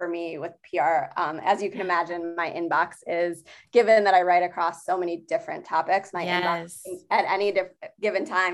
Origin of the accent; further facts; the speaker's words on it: Michigan, United States; now in Chicago, United States; I'm from Michigan originally